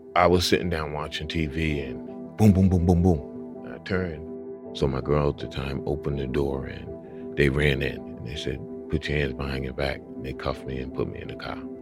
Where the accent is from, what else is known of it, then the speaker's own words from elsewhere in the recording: Boston, Massachusetts, United States; I'm from Mattapan.